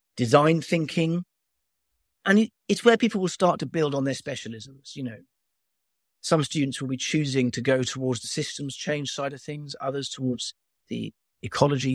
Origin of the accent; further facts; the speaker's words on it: Wales, United Kingdom; I'm from Wales